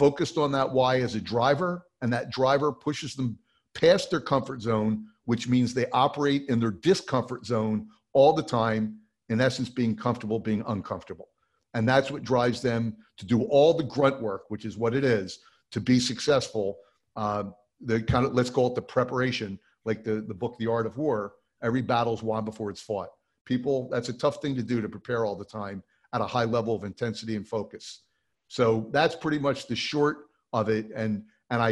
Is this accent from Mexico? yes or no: no; New Jersey, United States; I grew up in New Jersey